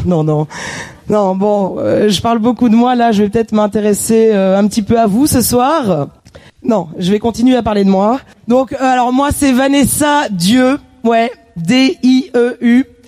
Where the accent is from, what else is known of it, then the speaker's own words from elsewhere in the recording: Wallonia, Belgium; now in France; je suis belge.